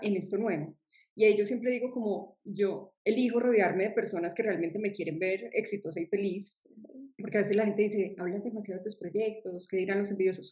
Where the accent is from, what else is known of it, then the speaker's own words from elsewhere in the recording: Medellín, Antioquia, Colombia; soy de Colombia, de una región de Colombia que es Medellín